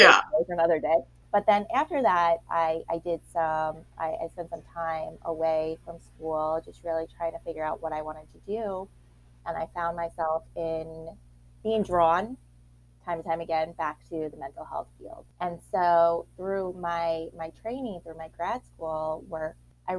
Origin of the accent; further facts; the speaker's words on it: Long Island, New York, United States; I grew up, like I said, on Long Island in New York